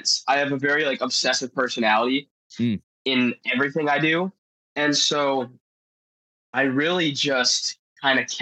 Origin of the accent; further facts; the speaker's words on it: Marco Island, Florida, United States; I'm from Marco Island, Florida, born and raised, one of the few that can say that.